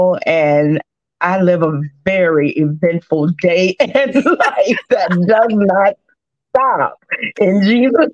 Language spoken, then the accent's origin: English; Richmond, Virginia, United States; also born or lived in Forest, Virginia / Lynchburg, Virginia; I was born in Richmond, born and raised